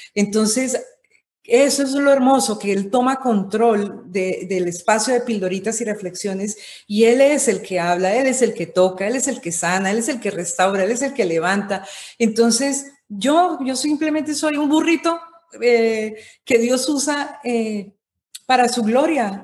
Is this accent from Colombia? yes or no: yes; Colombia; yo nací en Colombia, eh, nací en una familia de comunicadores. Mi papá fue una persona que, fue de los pioneros de la televisión en Colombia